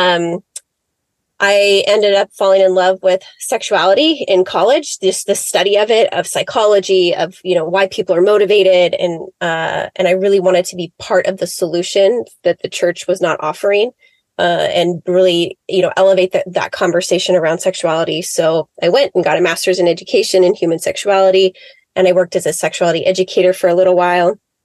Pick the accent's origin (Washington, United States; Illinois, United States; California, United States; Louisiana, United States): Washington, United States; Seattle; I grew up in Seattle, Washington, just about south of Seattle